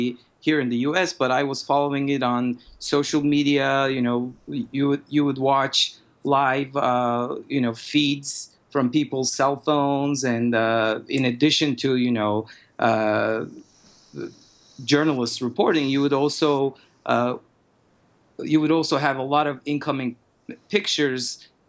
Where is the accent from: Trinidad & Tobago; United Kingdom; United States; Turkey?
Turkey; English is a second language; I'm originally from Turkey, and what happened in Turkey after the Arab Spring, that was also some, you know, unrest